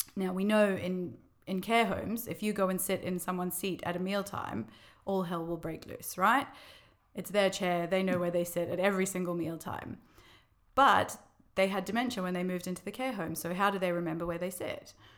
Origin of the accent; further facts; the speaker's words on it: Australia; moved away as an adult; now in London, United Kingdom; I'm from Australia originally, if you can't pick up from my accent.